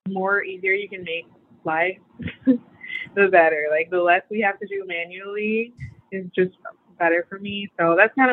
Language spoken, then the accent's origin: English; right outside of Detroit, Michigan, United States; now in Portland, United States; I'm from Michigan, right outside of Detroit